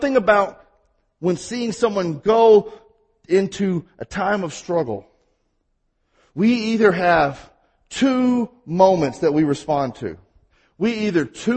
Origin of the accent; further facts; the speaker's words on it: Mississippi, United States; accent: Mississippi; I have my Mississippi accent